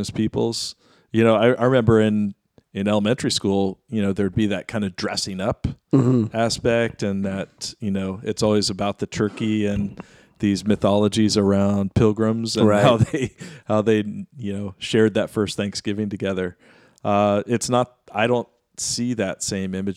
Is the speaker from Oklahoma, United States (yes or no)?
yes; Cherokee Nation, Oklahoma, United States; I'm from Cherokee Nation in Oklahoma